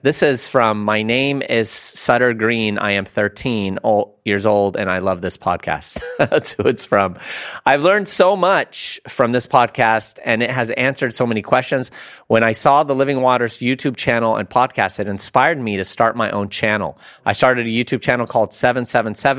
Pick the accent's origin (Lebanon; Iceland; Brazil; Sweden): Lebanon; I'm from Lebanon